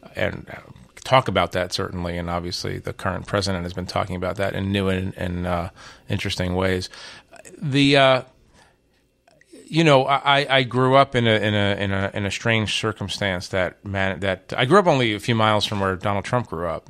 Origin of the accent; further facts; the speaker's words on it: United States; moved away as an adult; also born or lived in Israel; growing up in America